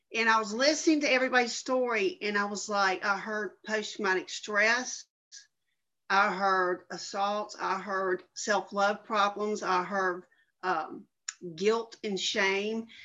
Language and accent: English; Jackson, Mississippi, United States; I am from Jackson, Mississippi.